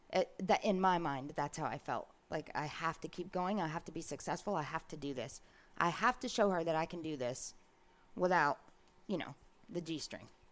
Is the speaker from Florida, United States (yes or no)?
yes; Brooksville, Florida, United States; also born or lived in Ocala; I grew up in Brooksville